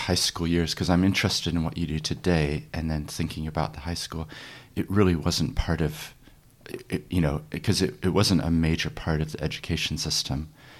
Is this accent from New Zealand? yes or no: yes; Papakaio, Otago, New Zealand; But I grew up in New Zealand, so it's very confusing for people. But we moved down to near Oamaru, just north, a little place called Papakaio.